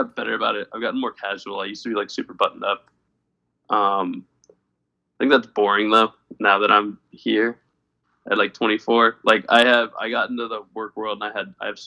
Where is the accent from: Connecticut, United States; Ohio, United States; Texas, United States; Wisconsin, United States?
Connecticut, United States; I'm originally from Connecticut